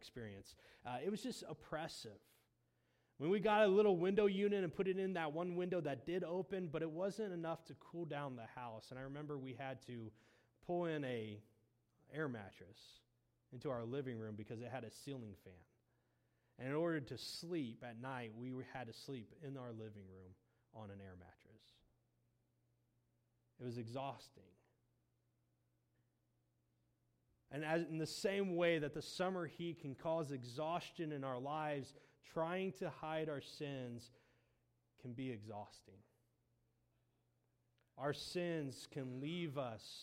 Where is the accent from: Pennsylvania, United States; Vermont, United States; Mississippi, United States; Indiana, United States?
Indiana, United States; moved away as an adult; also born or lived in Moberly, Missouri; now in Missouri, United States; I grew up in Indiana, and where I lived, there wasn't the type of humidity that we have here in central Missouri